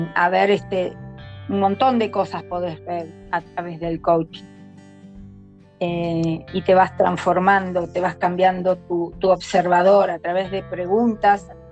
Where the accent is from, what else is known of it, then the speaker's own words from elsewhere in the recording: General Rodríguez, Buenos Aires Province, Argentina; siempre viví aquí en General Rodríguez desde que tengo más o menos tres años. Nací en Capital Federal, pero siempre, toda mi vida la viví en General Rodríguez